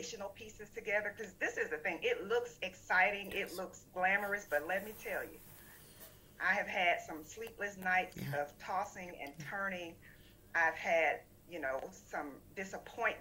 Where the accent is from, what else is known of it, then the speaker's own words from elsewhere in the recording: South Florida, United States; moved away as an adult; also born or lived in Georgia; I grew up in South Florida, born to a teen